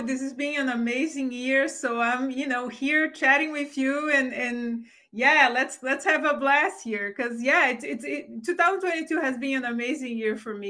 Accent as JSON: {"language": "English", "country": "Brazil", "tie": "born or raised there", "second_language": "English", "moved": "as an adult", "lives_now": "United States", "said": "I grew up in Brazil. I grew up in a very humble household."}